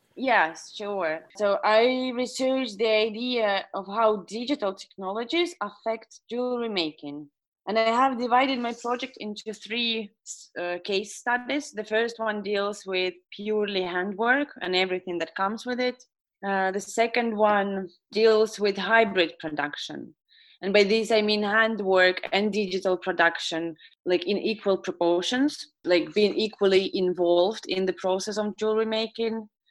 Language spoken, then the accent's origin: English; Estonia; I was born and raised in Estonia.